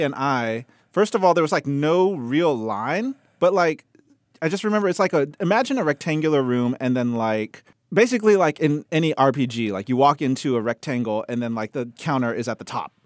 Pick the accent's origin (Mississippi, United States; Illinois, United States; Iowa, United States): Mississippi, United States; I grew up in Mississippi, and then, you know, a small town